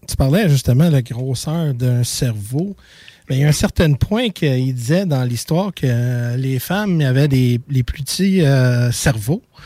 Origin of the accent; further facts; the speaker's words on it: Montreal, Quebec, Canada; Je viens de Montréal